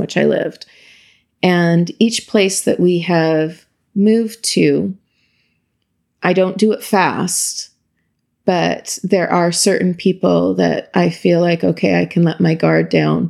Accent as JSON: {"language": "English", "town": "Imperial", "region": "Saskatchewan", "country": "Canada", "tie": "born or raised there", "moved": "as an adult", "lives_now": "Ottawa, Canada"}